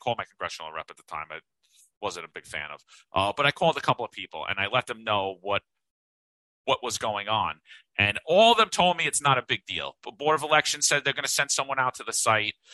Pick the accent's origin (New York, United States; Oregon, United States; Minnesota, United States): New York, United States; We're two Italians from New York.